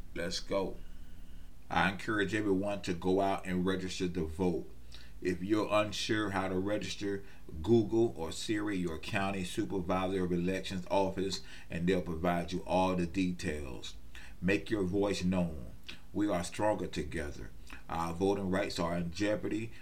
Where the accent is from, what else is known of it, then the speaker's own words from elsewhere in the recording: West Palm Beach, Florida, United States; I was born and raised in West Palm Beach